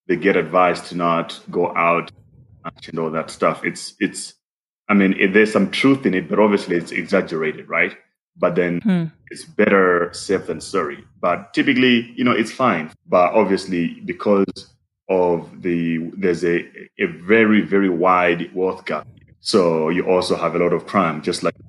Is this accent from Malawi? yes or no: yes; Malawi; now in South Africa; I'm originally from Malawi